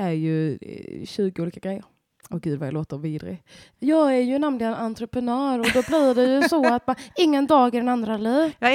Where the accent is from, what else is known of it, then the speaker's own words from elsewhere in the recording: Uppsala, Uppsala County, Sweden; för jag låter ju som att jag kommer från Stockholm, vilket jag absolut inte gör, utan jag kommer ju från eh, ute på landet och sen Uppsala som är liksom en helt vanlig västeråsig stad.